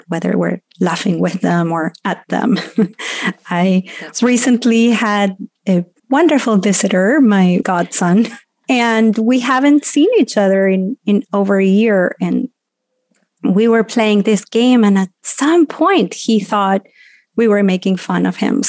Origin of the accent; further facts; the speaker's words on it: Argentina; growing up in Argentina as a child